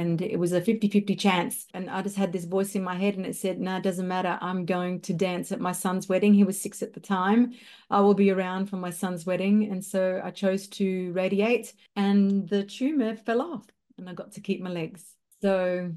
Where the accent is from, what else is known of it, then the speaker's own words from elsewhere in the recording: Darwin, Northern Territory, Australia; also born or lived in Melbourne, Victoria, Australia; I'm from Darwin, Northern Territory, Australia. I did live in Melbourne for over 25 years